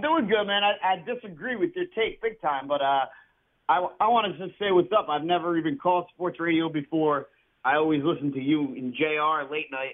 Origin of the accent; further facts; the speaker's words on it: Rhode Island, United States; I'm not from Philly, though. I'm from Rhode Island